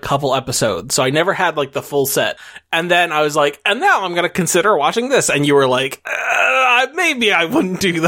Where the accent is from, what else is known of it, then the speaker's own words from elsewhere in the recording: United States; as an American